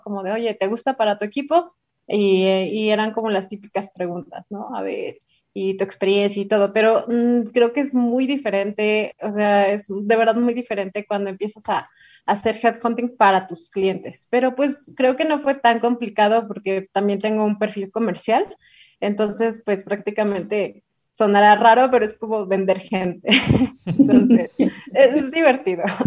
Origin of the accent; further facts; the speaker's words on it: Toluca, State of Mexico, Mexico; now in Mexico City, Mexico; Yo soy de Toluca, pero muchos años he vivido aquí en Ciudad de México